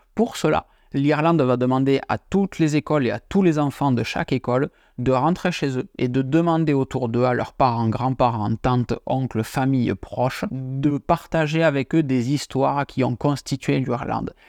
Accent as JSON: {"language": "French", "town": "Tarbes", "region": "Occitania", "country": "France", "tie": "born or raised there", "said": "je suis natif de Tarbes, au pied des Pyrénées, mais côté français de la frontière"}